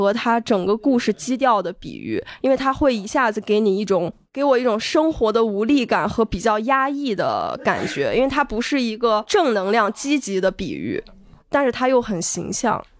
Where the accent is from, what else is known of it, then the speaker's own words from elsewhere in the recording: Yinchuan, Ningxia, China; 因为你刚刚说的就是我的家乡的那些呃诗和远方，就是你感觉很美好那些东西